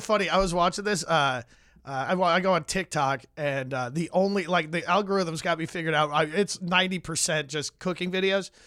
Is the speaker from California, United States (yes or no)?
no; Vernon Hills, Illinois, United States; I grew up in Vernon Hills, uh, Illinois, about thirty miles north of here